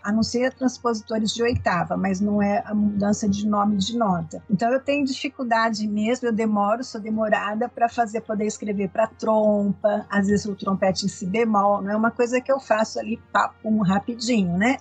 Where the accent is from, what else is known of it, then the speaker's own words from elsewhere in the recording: Ribeirão Preto, São Paulo, Brazil; como eu sou de Ribeirão Preto, eh, a gente tinha assim, estudava-se piano, né? Era comum assim as mães colocarem a gente para estudar piano. Desde pequena eu estudei